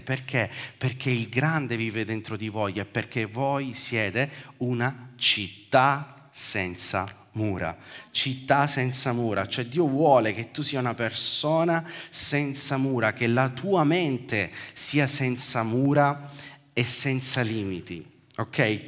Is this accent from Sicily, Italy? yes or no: yes; Sicily, Italy; come siciliano